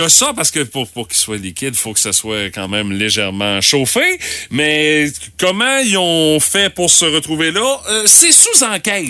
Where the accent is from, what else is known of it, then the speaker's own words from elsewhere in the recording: Quebec, Canada; chez nous au Québec et au Canada